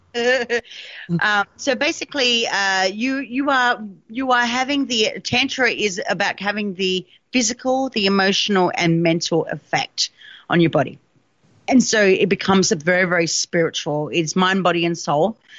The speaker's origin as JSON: {"language": "English", "region": "South Australia", "country": "Australia", "tie": "born or raised there", "said": "in South Australia, in Australia, because obviously I'm Australian, that's my home state"}